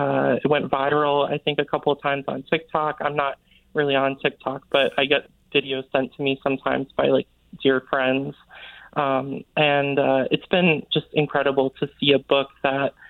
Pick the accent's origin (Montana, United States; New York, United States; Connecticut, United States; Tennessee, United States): Connecticut, United States; Kent; I grew up in Kent, Connecticut, which is like the northwest corner of the state